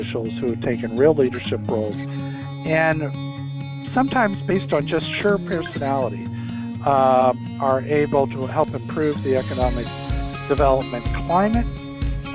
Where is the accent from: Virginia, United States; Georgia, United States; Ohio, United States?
Ohio, United States; Newark; moved away as an adult; also born or lived in Columbus, Ohio / Washington; I'm from Newark, Ohio, which is 30 miles east of Columbus, central Ohio. I grew up there.